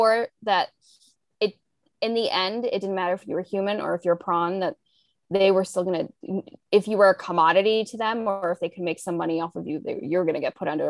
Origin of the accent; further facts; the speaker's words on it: South Africa; Yeah, I just know growing up in South Africa too, like it was very much that 1950s kind of, like the man is the breadwinner